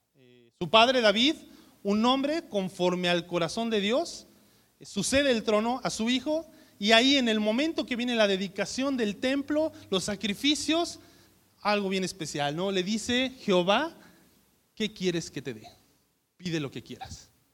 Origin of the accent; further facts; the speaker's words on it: Mexico; somos mexicanos